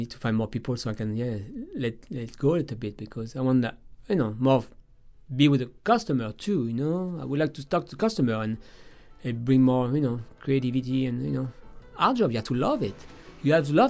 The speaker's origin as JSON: {"language": "English", "country": "France", "moved": "yes", "lives_now": "New Orleans, United States", "said": "In France, we do king cake season"}